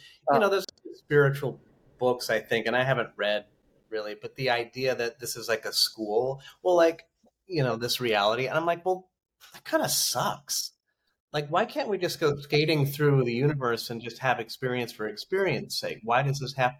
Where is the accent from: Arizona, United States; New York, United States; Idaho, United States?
Idaho, United States; I'm a guy from Idaho